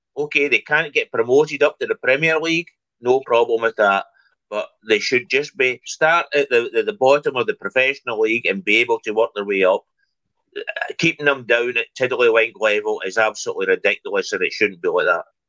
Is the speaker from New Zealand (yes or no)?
no; Scotland, United Kingdom; moved away; I'm away from Scotland for for a long, long time